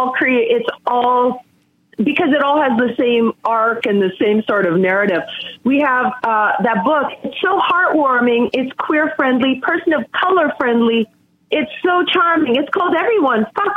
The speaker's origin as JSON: {"language": "English", "country": "Canada", "moved": "yes", "lives_now": "United States"}